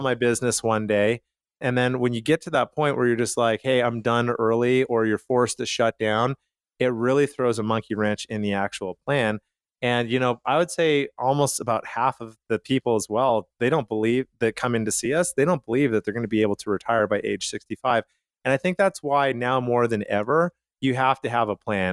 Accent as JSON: {"language": "English", "town": "Calgary", "region": "Alberta", "country": "Canada", "tie": "born or raised there", "said": "I grew up in Canada"}